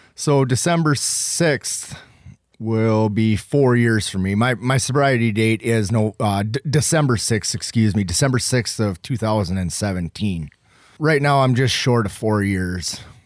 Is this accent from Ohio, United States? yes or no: no; Beulah, North Dakota, United States; I'm from Beulah, North Dakota.